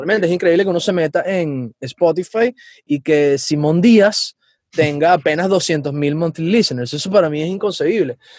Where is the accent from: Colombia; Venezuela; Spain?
Venezuela; moved away; yo tengo una misión personal como venezolano